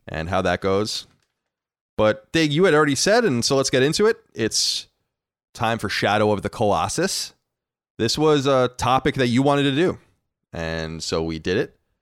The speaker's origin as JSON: {"language": "English", "area": "Long Island", "region": "New York", "country": "United States", "said": "We are from Long Island."}